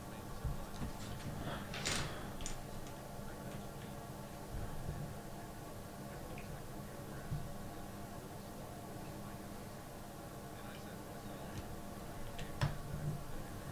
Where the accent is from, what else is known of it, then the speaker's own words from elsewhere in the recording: the South, United States; we're in the South